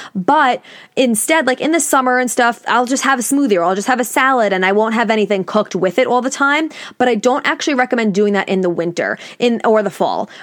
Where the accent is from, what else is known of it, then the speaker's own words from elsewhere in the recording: New York, United States; I'm from New York, I live on Long Island